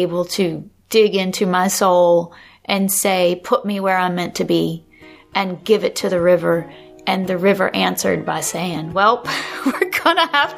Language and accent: English; the South, United States; I think there was that spiritual, especially growing up in the South, and the whole Pentecostal or that sort of tradition where people would wade in the water.